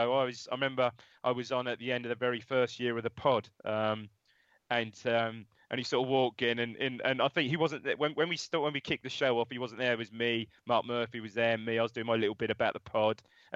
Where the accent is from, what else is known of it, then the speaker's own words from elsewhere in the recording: Ipswich, East of England, United Kingdom; I was from Chantry, born and brought up in Chantry.